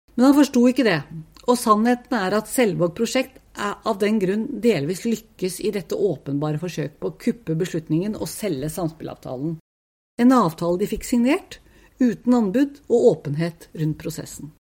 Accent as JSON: {"language": "Norwegian", "region": "Oslo", "country": "Norway", "tie": "born or raised there", "said": "Jeg vokste opp på Tokerberget. Jeg og søsteren min flyttet hit da vi var bare fire og to år gamle"}